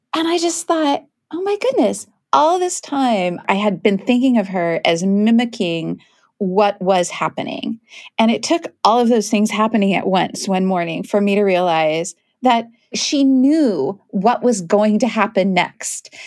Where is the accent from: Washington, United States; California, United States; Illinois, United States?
Washington, United States; Kent; I grew up in Kent, which is a town outside of Seattle.